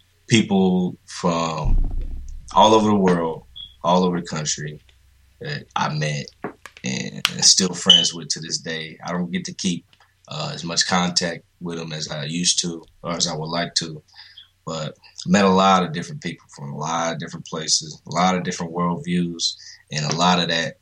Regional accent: Indianapolis, Indiana, United States; I'm from here. I'm from Indy. Grew up here all my life

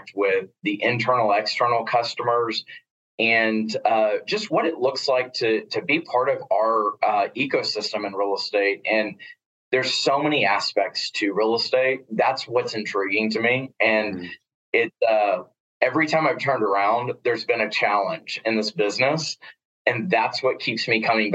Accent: Corpus Christi, Texas, United States; now in Austin, United States; I am from Texas, but I was born and raised and grew up in Corpus Christi, Texas, down on the coast.

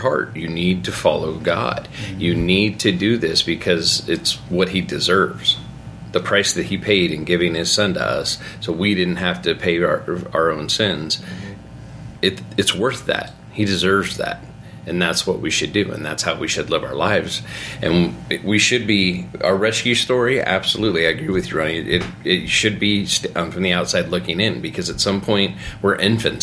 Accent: United States; as American Christians

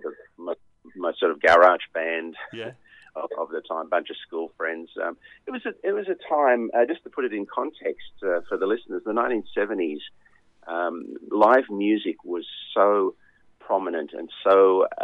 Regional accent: Wollongong, New South Wales, Australia; I grew up in Wollongong

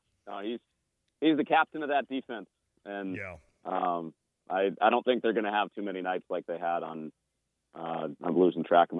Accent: Chicagoland area, Illinois, United States; I grew up in the Chicagoland area

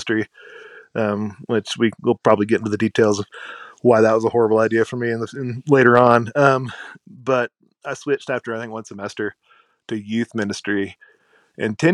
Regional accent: Leander, Texas, United States; I'm from a little town of Leander, Texas, just outside of Austin

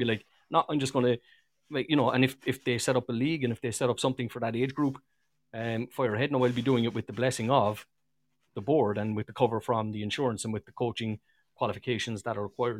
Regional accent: Cork, Munster, Ireland; accent: Cork; only one of them had enough English to translate my Cork accent.

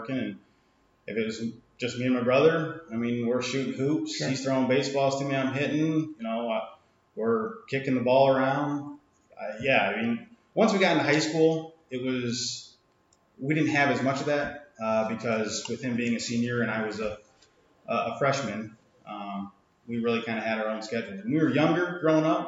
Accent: Centerville, United States; born or raised there

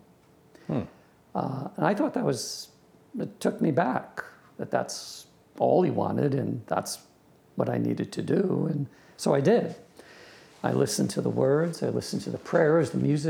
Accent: Long Island, New York, United States; I grew up in Long Island, New York

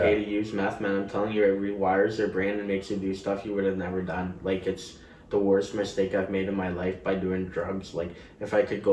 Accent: Richmond, British Columbia, Canada; I grew up in Richmond, too

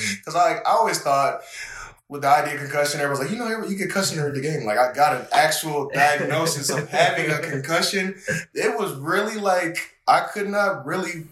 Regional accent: Waterloo, Iowa, United States; moved away as an adult; now in Reno, United States; I'm from Waterloo, that's where I'm from, and the school that I went to play football at is pretty much 15 minutes away from where I live at, so it's kind of like a hometown kind of thing

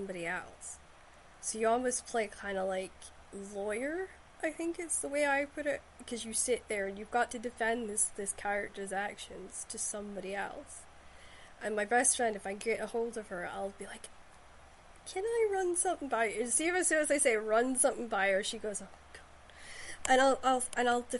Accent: Shetland, Scotland, United Kingdom; historical stories I grew up with in Shetland

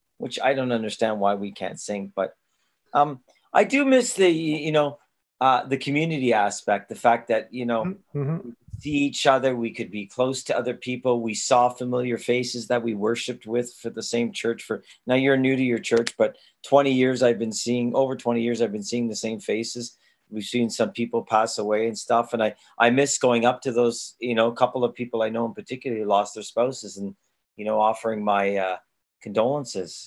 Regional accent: Toronto, Ontario, Canada; was a kid growing up in Toronto in the 1970s.

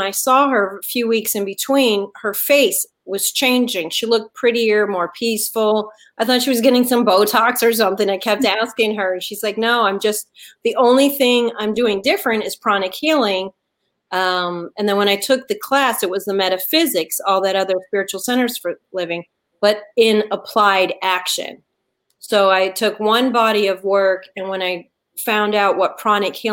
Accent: Detroit, Michigan, United States; now in Atlanta, United States; I was born and raised in Detroit, and then I've lived all over. But I'm talking to you today from Atlanta, which is my home

